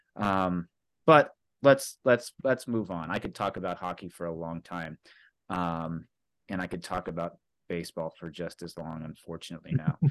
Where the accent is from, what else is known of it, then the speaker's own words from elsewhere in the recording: Carbondale, Illinois, United States; I grew up here in Carbondale